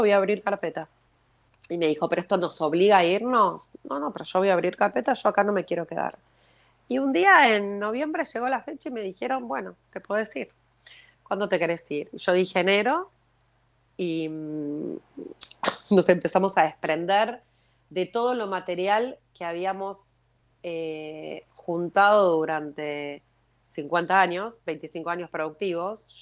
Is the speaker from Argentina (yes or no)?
yes; Argentina; now in Israel; soy eh, argentina de nacimiento, em, israelí por elección